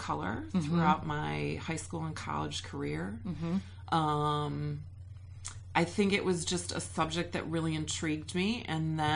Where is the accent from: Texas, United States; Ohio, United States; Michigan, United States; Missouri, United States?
Michigan, United States; Lansing; also born or lived in Saginaw, Michigan / Charleston, South Carolina; Born in Saginaw, but raised in the Lansing area